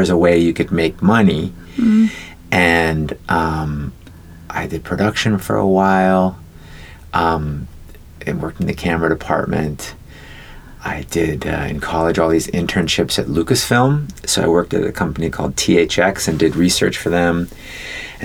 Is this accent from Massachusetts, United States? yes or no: no; Oakland, California, United States; also born or lived in San Francisco; I was born in San Francisco. My mom was fourth generation from the Bay Area. We were born in the same hospital. Well, technically, I was born in Oakland.